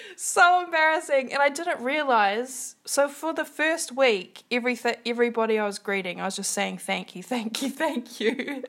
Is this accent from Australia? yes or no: no; New Zealand; accent: New Zealand English; first language English; And we were both born and raised in New Zealand.